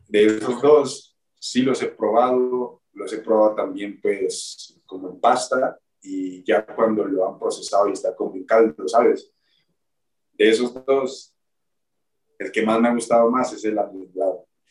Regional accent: Neiva, Huila, Colombia; moved away as an adult; also born or lived in Aguascalientes, Mexico / United States; now in Mexico; mi ciudad natal, que es Neiva

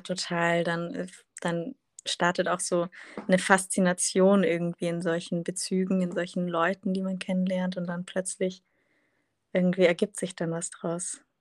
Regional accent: Munich, Bavaria, Germany; moved away as an adult; now in Berlin, Germany; komme ursprünglich aus München, aus Bayern

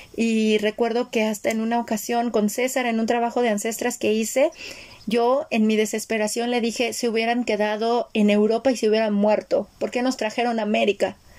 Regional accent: Mexico; yo nací en México y crecí en México

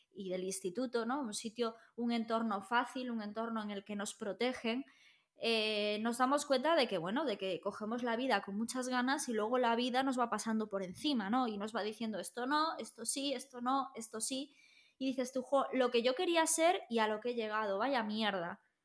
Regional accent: Galicia, Spain; nosotros somos gallegos

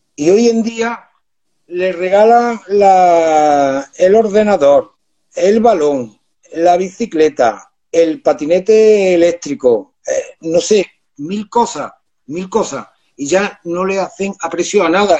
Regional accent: Córdoba, Andalusia, Spain; trabajaba yo por aquel entonces con 16 añitos, trabajaba en una platería, que en Córdoba se conoce por eh, la las ciudades de los plateros

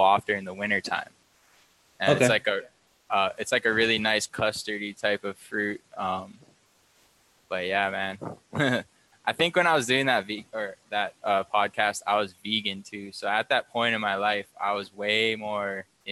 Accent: Big Island, Hawaii, United States; also born or lived in California; not being born but being raised in Hawaii

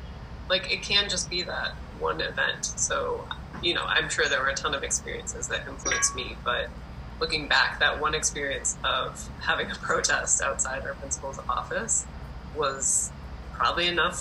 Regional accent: Wisconsin, United States; So I grew up in Wisconsin, and I think Wisconsin is a pretty interesting place in terms of a lot of like social wellness programs got started there, and it has pretty strong labor movement roots.

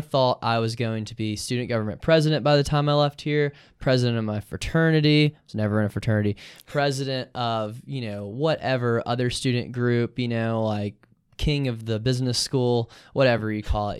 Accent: Columbus, Georgia, United States; now in Athens, United States; I'm from Columbus, Georgia

